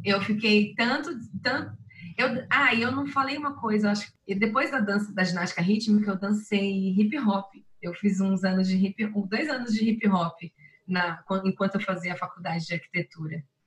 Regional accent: Blumenau, Santa Catarina, Brazil; moved away; em Blumenau, Santa Catarina, que é onde eu nasci. Eu nasci ah, em Blumenau. Sim. É, nasci lá e treinei lá e treinei por 15 anos.

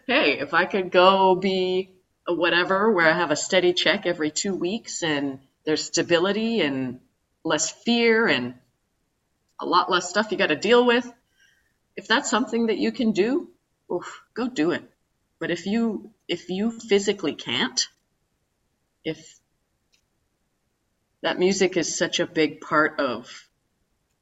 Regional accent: Calgary, Alberta, Canada; moved away; also born or lived in New York; I was born and raised in Calgary, Alberta, on the west side in the mountains.

